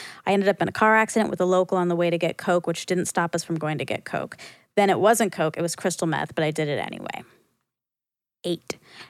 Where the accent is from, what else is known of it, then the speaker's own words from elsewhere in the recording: Detroit, Michigan, United States; I'm from Detroit, and my life has been driving cars.